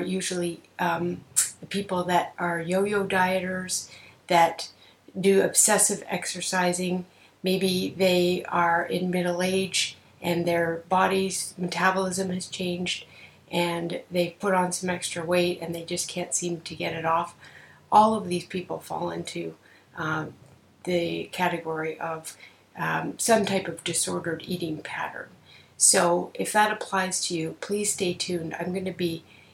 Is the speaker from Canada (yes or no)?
yes; Canada; I'm a Canadian psychotherapist